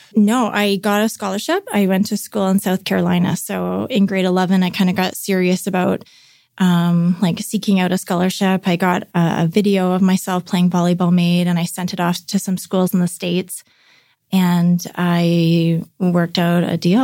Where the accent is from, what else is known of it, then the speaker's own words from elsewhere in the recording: North Vancouver, British Columbia, Canada; grew up in North Vancouver. Yeah, a suburb outside of Vancouver in British Columbia, Canada.